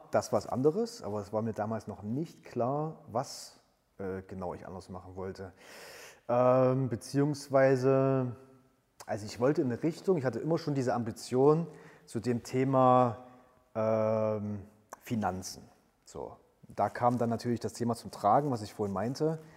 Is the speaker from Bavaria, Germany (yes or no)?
no; Halle, Saxony-Anhalt, Germany; nutze zusätzlich nochmal die Zeit äh, meiner Heimatstadt, die ich ja quasi während der Bundeswehrzeit jetzt nicht so intensiv erlebt habe, ähm, noch mal ein bisschen näher kennenzulernen und habe mich dann für einen Master äh, in Halle an der Martin-Luther-Universität